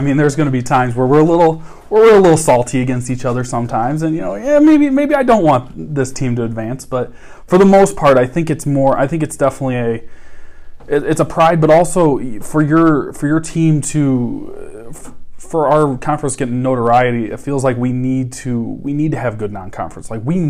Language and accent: English; Midwest, United States; you always kind of have that pride as being a Midwesterner who cheers for a smaller team.